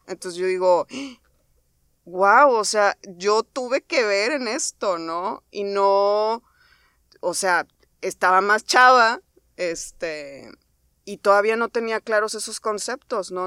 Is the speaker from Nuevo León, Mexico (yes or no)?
yes; Monterrey, Nuevo León, Mexico; soy egresada del TEC de Monterrey, soy regia.